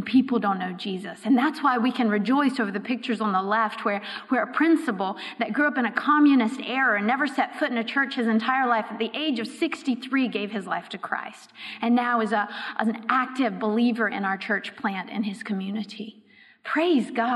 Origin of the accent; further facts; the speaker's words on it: Raleigh, North Carolina, United States; moved away as an adult; also born or lived in Europe; I was raised in Raleigh, so not too far from here